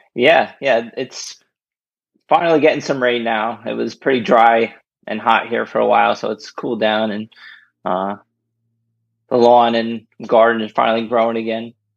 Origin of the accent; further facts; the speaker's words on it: Rahway, New Jersey, United States; moved away as an adult; also born or lived in Lyndhurst, New Jersey; now in Bethlehem, United States; I grew up in Rahway